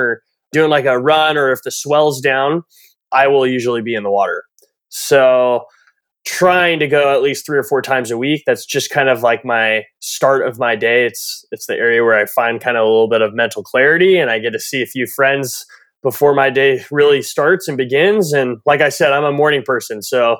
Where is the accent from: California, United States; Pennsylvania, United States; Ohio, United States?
California, United States; I grew up part of my life in the mountains And this was full steam mountains, like living on the lake, massive trails everywhere, snowboarding, snow 6, 7, 8 months out of the year in Californ